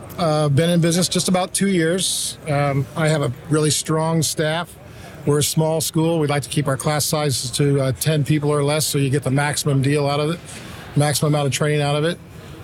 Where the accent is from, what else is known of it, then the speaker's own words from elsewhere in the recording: San Diego, California, United States; Look, I came from San Diego. It's got the best Mexican food on the planet.